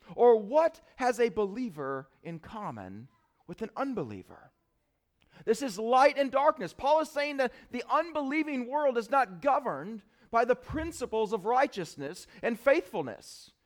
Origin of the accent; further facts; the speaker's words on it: United States; am I an American first